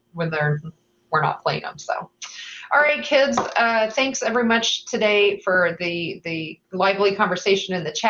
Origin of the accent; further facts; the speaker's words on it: Indiana, United States; now in Iowa, United States; I grew up in Indiana, and I am an Indiana transplant into Iowa